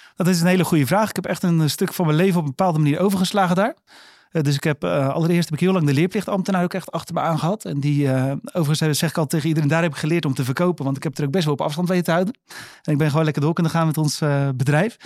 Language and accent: Dutch; Netherlands; Wij zijn opgegroeid in Boomkwekerijdorp